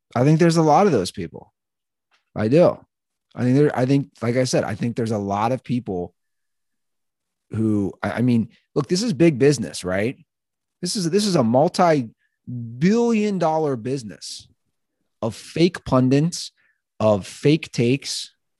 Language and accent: English; Ohio, United States; I'm from Ohio